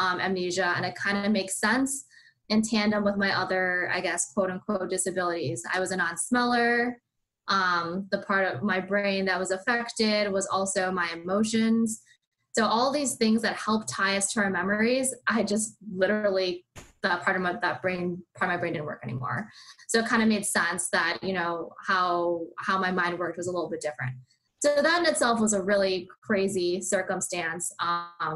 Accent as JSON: {"language": "English", "town": "Madison", "region": "Wisconsin", "country": "United States", "said": "I'm from Madison, Wisconsin, and I went to UW-Madison for my undergrad"}